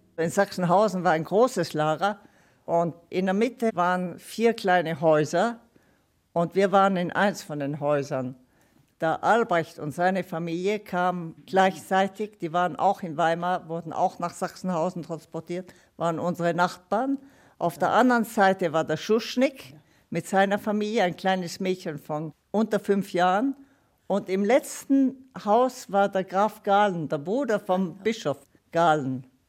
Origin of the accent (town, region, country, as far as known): Italy; born or raised there; first language Italian; German is a second language; moved away; also born or lived in Leutstetten, Bavaria / Luxembourg / Brixen / Florence